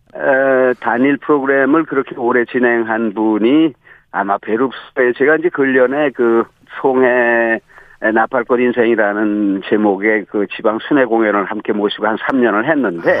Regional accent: Hwanghae, North Korea; now in South Korea; 황해도에서 태어난 사람이니까

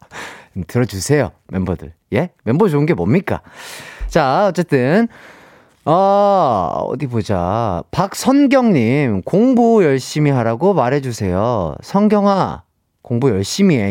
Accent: Gwangju, South Korea; 제 고향은 광주예요

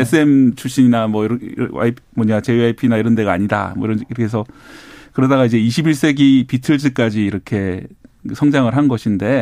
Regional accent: Busan, South Korea; 저도 이제 어릴 때 제 고향이 부산 만덕동

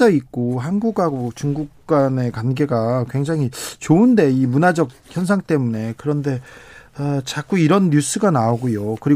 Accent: Seoul, South Korea; 어렸을 때 부산 가면 예. 부산 가면 그 서울에서 왔다고

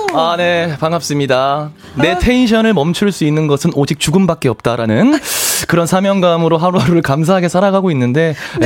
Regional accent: Andong, North Gyeongsang, South Korea; now in Seoul, South Korea; 고향이 경북 안동에

